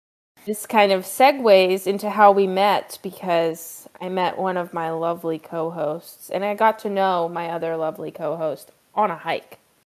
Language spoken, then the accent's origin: English; East Coast, United States; we bonded over growing up on the East Coast, and we realized that we only lived 2 hours away from each other